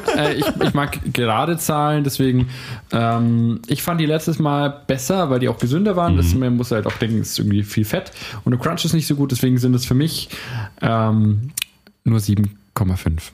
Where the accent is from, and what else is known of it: Nuremberg, Bavaria, Germany